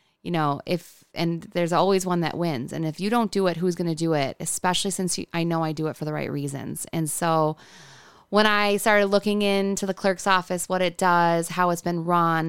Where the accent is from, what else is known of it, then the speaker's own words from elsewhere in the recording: Hamburg, New York, United States; I come from Hamburg, which is not a small town, but it felt small growing up. I grew up in the village.